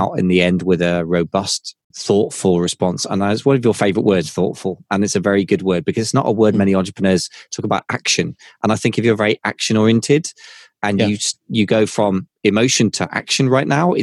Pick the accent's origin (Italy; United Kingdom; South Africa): United Kingdom; I'm British